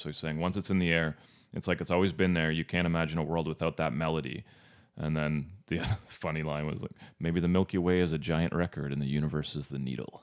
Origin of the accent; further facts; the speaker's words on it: Northern Ontario, Canada; moved away; where I grew up in Northern Ontario.